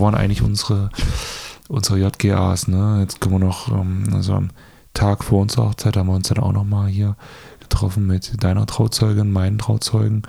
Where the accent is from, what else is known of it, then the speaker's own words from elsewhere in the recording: Germany; moved away; ich komme aus Ragun ursprünglich, meine Heimatstadt